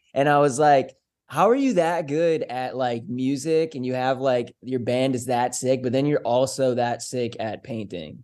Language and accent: English; Foxborough, Massachusetts, United States; now in Vermont, United States; being at the bus stop in my hometown of Foxborough, Massachusetts